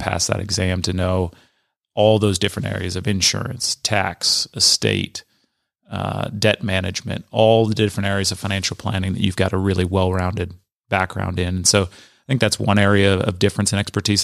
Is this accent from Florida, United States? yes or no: no; Southern California, United States; moved away; born and raised in Southern California.